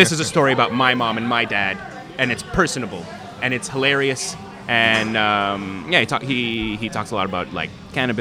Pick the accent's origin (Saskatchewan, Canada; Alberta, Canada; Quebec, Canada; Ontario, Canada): Quebec, Canada; Montreal; as a kid growing up in Montreal